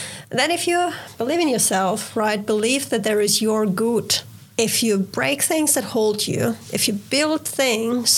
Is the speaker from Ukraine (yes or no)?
yes; Ukraine; I'm from Ukraine